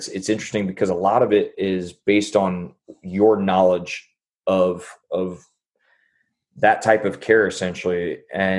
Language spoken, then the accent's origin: English; Jacksonville, Illinois, United States; moved away as an adult; also born or lived in St. Louis, Missouri; now in Dallas, United States; I'm from Illinois, from Jacksonville, Illinois. And it's a small town outside of Springfield